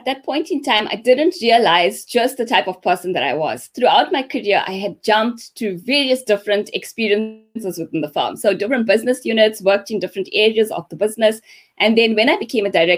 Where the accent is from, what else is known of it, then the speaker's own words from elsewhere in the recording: Pietermaritzburg, KwaZulu-Natal, South Africa; Grew up in Pietermaritzburg